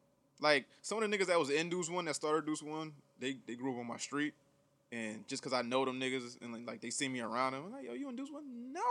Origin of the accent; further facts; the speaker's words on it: Bridgeport, Connecticut, United States; Bridgeport was a blast when I was a kid